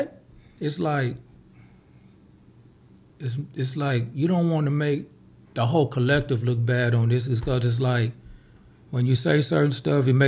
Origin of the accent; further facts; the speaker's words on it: Los Angeles, California, United States; I grew up in Overhills, backhood